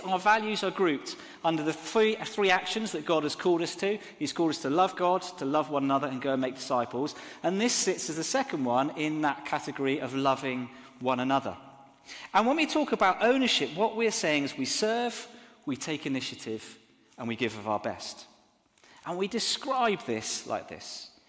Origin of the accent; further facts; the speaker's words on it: Exeter, South West England, United Kingdom; now in Southampton, United Kingdom; I grew up in Exeter which is a beautiful cathedral city